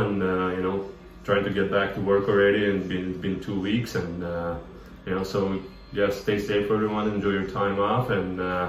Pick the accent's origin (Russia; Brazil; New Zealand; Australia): Russia; moved away as an adult; you know, it's just another day in Russia, and I'm having a Russian traditional soup.